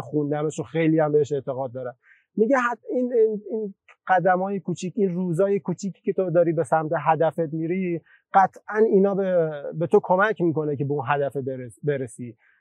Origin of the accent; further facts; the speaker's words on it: Torbat-e Heydarieh, Razavi Khorasan, Iran; توی شهری که به دنیا اومدم